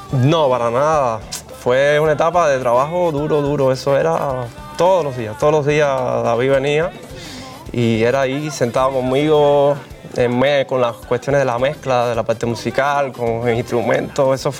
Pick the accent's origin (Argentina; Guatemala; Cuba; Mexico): Cuba; Como buen cubano. Exacto.